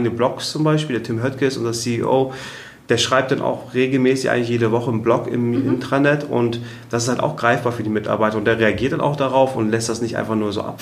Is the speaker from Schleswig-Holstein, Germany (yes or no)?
yes; Kiel, Schleswig-Holstein, Germany; in Kiel, wo ich herkomme